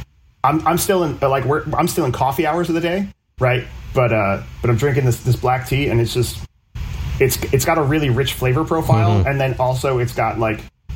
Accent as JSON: {"language": "English", "region": "New Jersey", "country": "United States", "said": "I'm from New Jersey"}